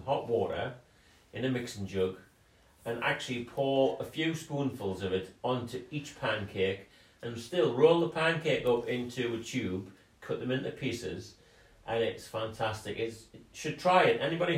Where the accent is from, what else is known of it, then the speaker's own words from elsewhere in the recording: North Seaton Colliery, North East England, United Kingdom; born there; You know, I was born in North Seton Colliery.